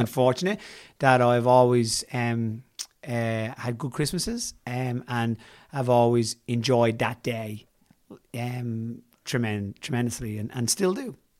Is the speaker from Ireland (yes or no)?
yes; Ireland; being Irish